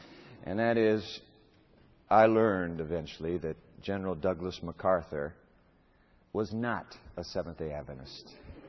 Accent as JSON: {"language": "English", "country": "Japan", "tie": "born or raised there", "said": "You know, I was born in Japan, grew up there in the land of the rising sun."}